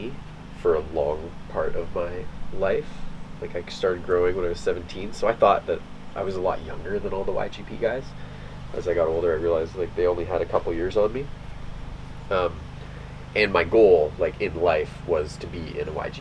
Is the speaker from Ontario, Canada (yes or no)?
yes; Ontario, Canada; I grew up in Ontario